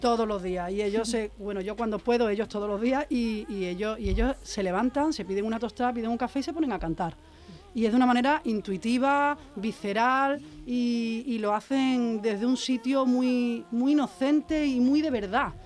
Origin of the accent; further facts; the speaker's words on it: Seville, Andalusia, Spain; yo nací en un barrio en Triana donde mi familia son cantadores, son bailadores